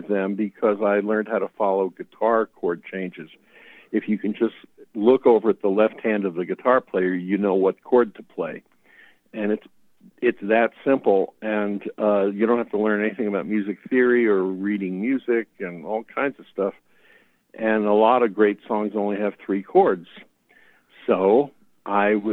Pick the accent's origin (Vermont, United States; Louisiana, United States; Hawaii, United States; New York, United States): New York, United States; New York City; growing up in the New York City area in the 60s